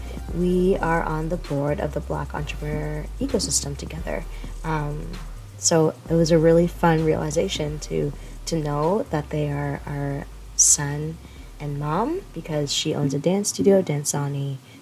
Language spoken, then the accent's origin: English; Kingston, Ontario, Canada; I was born and raised in Kingston.